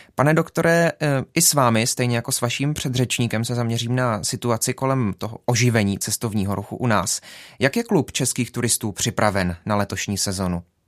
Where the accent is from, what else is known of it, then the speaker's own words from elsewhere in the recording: Jeseník, Olomouc Region, Czechia; Sám jsem z Jeseníku